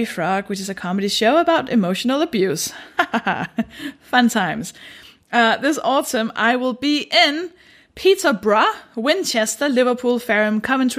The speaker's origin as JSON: {"language": "English", "country": "Denmark", "said": "I'm a stand-up comedian, and I'm from Denmark"}